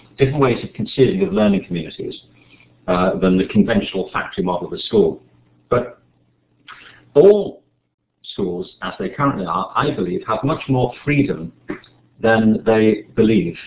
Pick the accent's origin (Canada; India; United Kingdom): United Kingdom; Liverpool, North West England; I'm from Liverpool